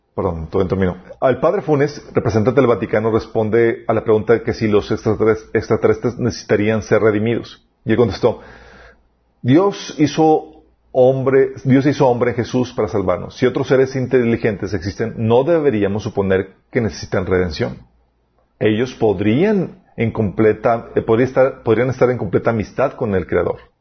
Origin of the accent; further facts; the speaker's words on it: Mexico; somos los mexicanos